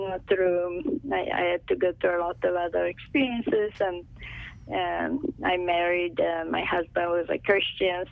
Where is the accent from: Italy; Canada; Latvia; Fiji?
Italy; English is a second language; moved away; I was born and raised in Italy, so as you can tell by my accent